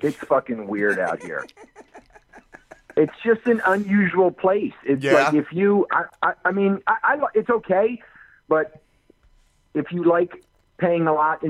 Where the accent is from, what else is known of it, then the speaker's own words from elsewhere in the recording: New Jersey, United States; accent: Jersey; moved away as an adult; also born or lived in Texas; South Jersey, below Atlantic City, all the way at the bottom of the state there.